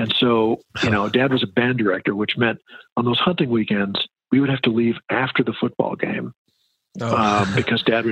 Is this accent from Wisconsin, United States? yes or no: no; Osakis, Minnesota, United States; I grew up in West Central Minnesota near Alexandria, a little town called Osakis